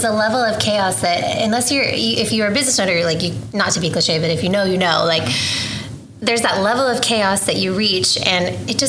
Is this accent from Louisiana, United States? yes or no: no; Oklahoma, United States; Well, I was born and raised here in Oklahoma. I grew up actually living on the same two streets my entire life, Rockwell and Council.